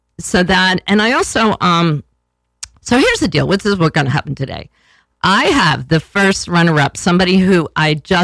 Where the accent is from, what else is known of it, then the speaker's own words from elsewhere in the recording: New York, United States; growing up in New York, moving back here after college